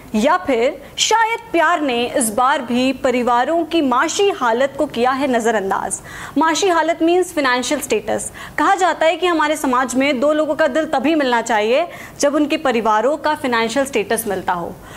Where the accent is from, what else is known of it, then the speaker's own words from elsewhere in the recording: Delhi, India; मैं दिल्ली से हूँ